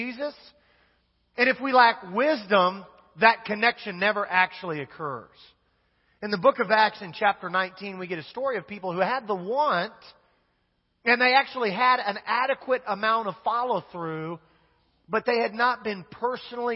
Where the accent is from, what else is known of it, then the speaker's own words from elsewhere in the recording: Wichita, Kansas, United States; I grew up in Wichita, Kansas